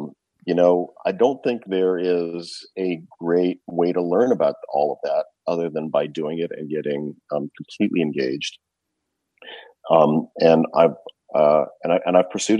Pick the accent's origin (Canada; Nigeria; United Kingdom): Canada; I grew up in Canada